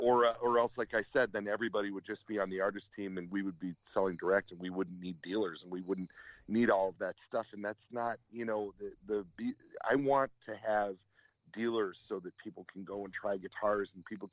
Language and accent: English; Detroit, Michigan, United States; I'm from Detroit